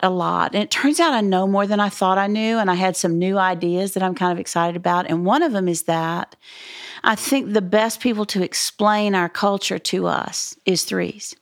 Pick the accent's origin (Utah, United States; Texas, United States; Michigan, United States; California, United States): Texas, United States; Dallas; I'm from Dallas.